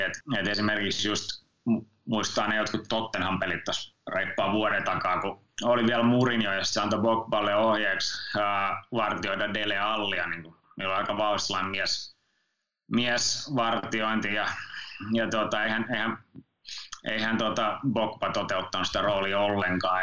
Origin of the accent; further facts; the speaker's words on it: Finland; mä oon Suomesta